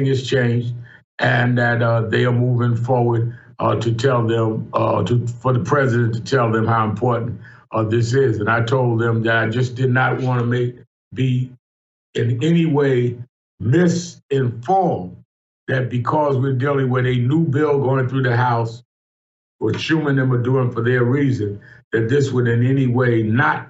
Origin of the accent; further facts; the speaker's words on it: New York City, New York, United States; I was born and raised in Brooklyn, New York.